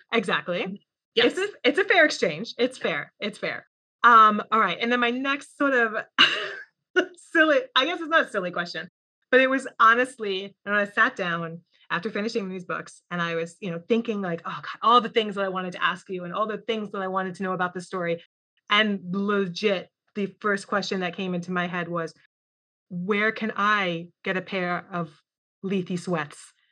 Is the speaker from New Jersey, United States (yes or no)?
no; New York, United States; I'm from New York